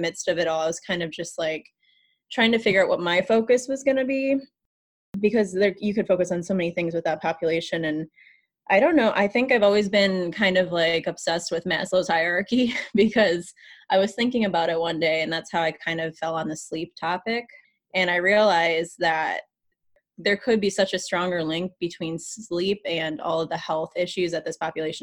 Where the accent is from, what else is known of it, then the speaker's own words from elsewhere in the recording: Michigan, United States; moved away as an adult; now in St. Louis, United States; I'm from Michigan